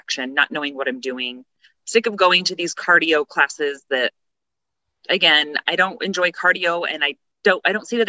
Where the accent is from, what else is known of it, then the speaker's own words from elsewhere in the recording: Tooele, Utah, United States; moved away as an adult; I'm from Tooele, Utah, born and raised, graduated, and then moved away